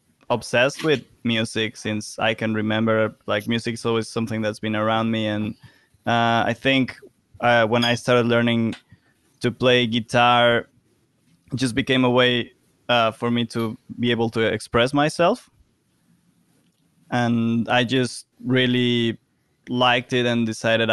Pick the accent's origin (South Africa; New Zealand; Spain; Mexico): Mexico; now in London, United Kingdom; I'm from Mexico